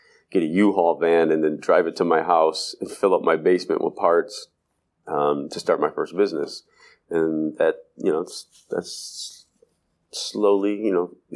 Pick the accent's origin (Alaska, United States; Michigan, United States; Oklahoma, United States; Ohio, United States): Ohio, United States; Cleveland; born or raised there